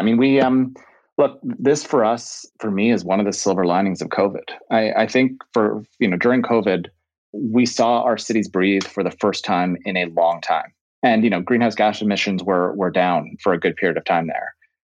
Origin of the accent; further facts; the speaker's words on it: Calgary, Alberta, Canada; born there; also born or lived in Ottawa / Greater Toronto Area; So I was born in Canada. So I was actually born in Calgary and I've lived in Ottawa, have lived in the GTA.